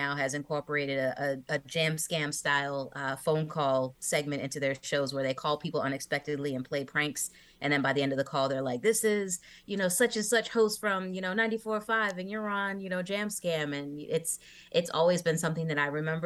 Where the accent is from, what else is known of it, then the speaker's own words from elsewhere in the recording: Massachusetts, United States; I grew up listening to Jammin' 94.5 in Massachusetts